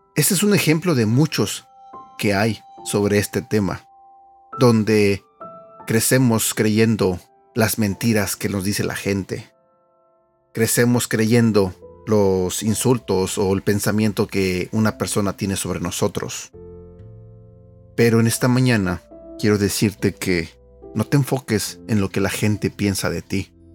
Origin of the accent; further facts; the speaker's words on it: Mexico; now in United States; En México, de donde yo soy